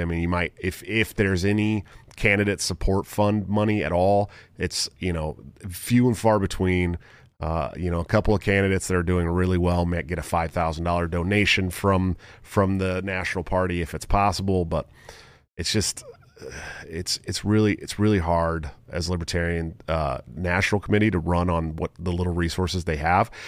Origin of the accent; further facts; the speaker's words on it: California, United States; I grew up in California